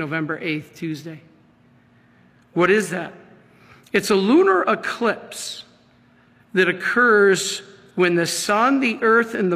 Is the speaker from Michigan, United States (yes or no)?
yes; Michigan, United States; I'm from Michigan